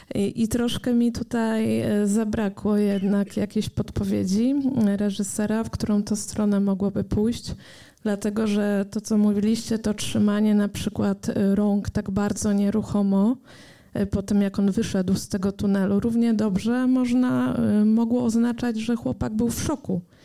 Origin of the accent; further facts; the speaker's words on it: Poland; nas, Polaków